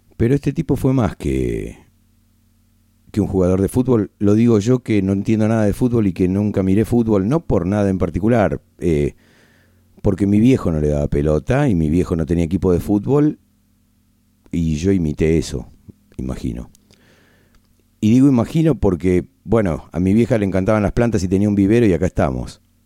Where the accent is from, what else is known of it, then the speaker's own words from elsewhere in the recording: Argentina; aún siendo argentino